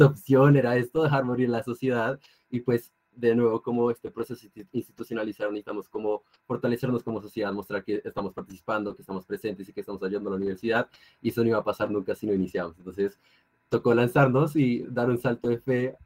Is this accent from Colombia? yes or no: yes; Colombia; soy de Colombia